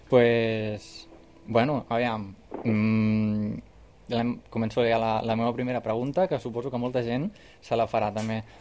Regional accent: Camp de Tarragona, Catalonia, Spain; tots som del Camp

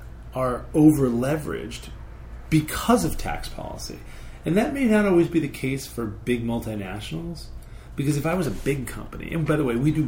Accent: West Hartford, Connecticut, United States; moved away as an adult; also born or lived in Arizona / Silicon Valley; I grew up in Connecticut, West Hartford, Connecticut.

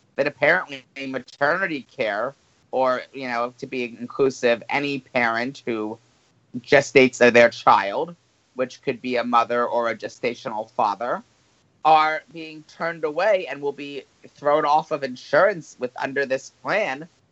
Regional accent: New Jersey, United States; the state of New Jersey is voting to, and this is my home state

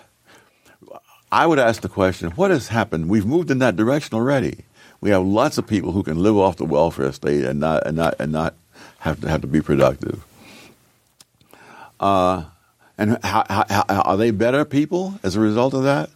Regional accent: New York City, New York, United States; moved away; When I grew up in Harlem

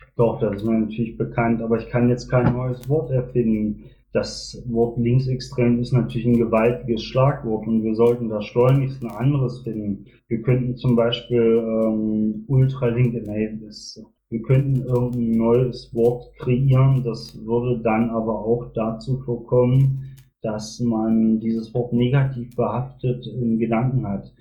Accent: Magdeburg, Saxony-Anhalt, Germany; now in Bielefeld, Germany; bin selber in Magdeburg geboren, habe selber in der DDR gewohnt, äh, daher kenne ich die strukturierte Arbeit der SED, beziehungsweise ich war Jungpionier in der DDR

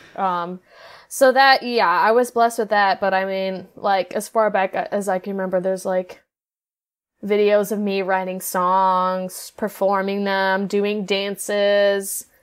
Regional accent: Norwalk, Iowa, United States; also born or lived in Nashville, Tennessee; I'm from Norwalk, Iowa.

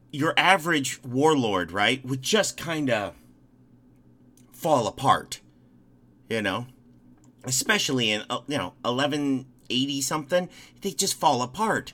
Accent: Crown Point, Indiana, United States; my hometown of Crown Point

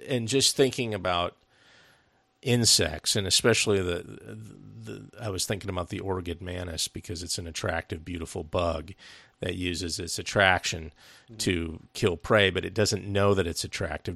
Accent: United States; as an American

